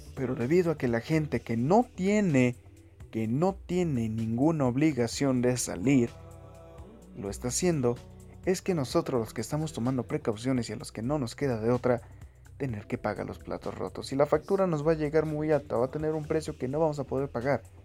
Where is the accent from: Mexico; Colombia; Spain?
Mexico